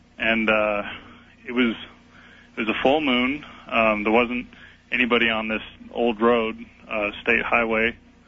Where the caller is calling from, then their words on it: Idaho, United States; Hi, Art. I'm calling from Idaho.